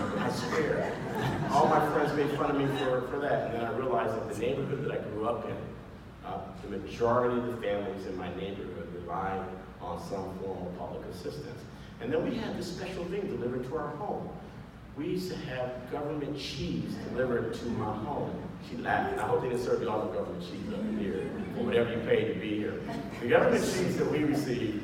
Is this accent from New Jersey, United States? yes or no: no; Bay Area, California, United States; also born or lived in Monterey, California; I'm a Bay Area native. I was born in Monterey at Fort Ord, when it was still Fort Ord